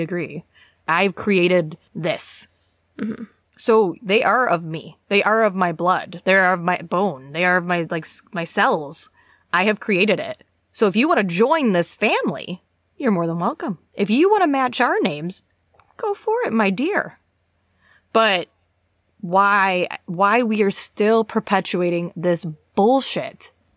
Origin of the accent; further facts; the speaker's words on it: United States; now in United Kingdom; as an American citizen